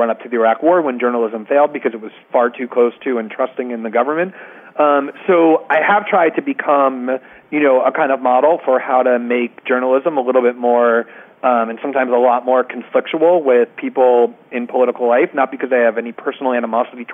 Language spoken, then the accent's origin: English; United States; now in Brazil; I'm an American